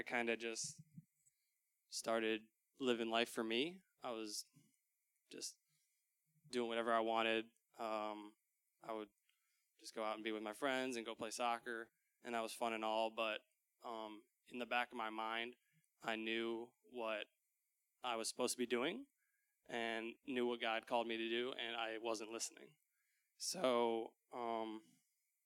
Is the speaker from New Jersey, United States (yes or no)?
no; Dubuque, Iowa, United States; I grew up in Dubuque